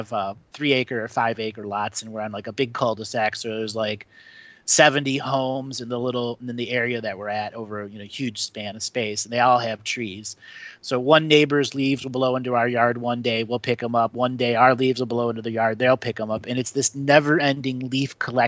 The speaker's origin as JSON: {"language": "English", "region": "Ohio", "country": "United States", "tie": "born or raised there", "moved": "yes", "said": "When I grew up in Ohio"}